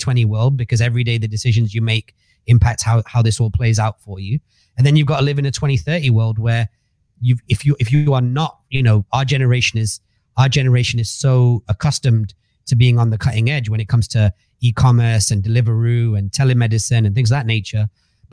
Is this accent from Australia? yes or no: no; Manchester, North West England, United Kingdom; moved away as an adult; now in Dubai, United Arab Emirates; I grew up in Manchester, 7 people in a house.